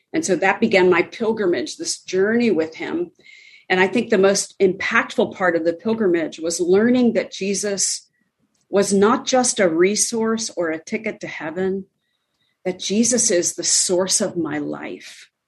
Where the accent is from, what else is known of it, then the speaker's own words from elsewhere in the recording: Pennsylvania, United States; I was born in Pennsylvania